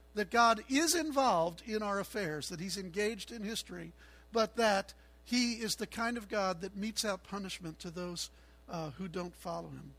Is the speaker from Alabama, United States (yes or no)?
no; Chicago, Illinois, United States; I'm a Chicagoan, so I like cold weather